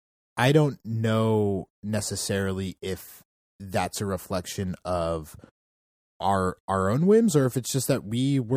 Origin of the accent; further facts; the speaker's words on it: Bethesda, Maryland, United States; I grew up in Bethesda, Maryland.